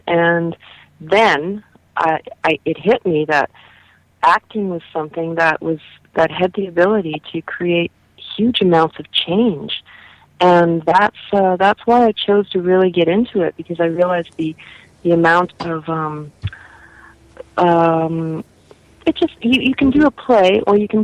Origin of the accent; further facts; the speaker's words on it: Calgary, Alberta, Canada; I was born and raised here in Calgary, and it's my home, though I've lived in different parts of Canada.